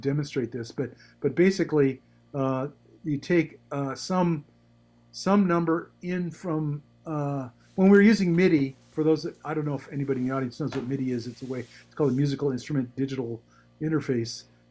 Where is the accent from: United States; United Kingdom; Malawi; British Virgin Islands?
United States; San Francisco Peninsula, California; I grew up in the San Francisco Peninsula